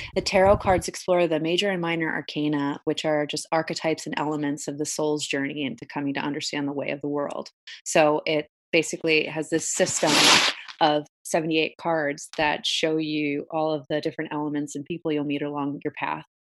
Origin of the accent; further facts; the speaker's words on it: Brielle, New Jersey, United States; I grew up in Brielle, uh, it's a little shore town, um, in, in Jersey